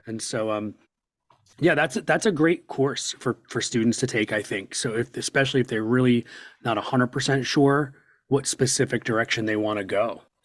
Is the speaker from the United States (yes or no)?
yes; Doylestown, Pennsylvania, United States; born or raised there